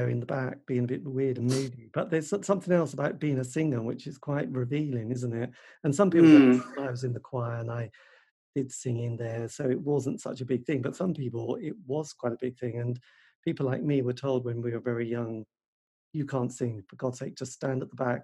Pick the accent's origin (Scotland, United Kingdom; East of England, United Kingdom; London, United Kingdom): East of England, United Kingdom; Norfolk; I come from Norfolk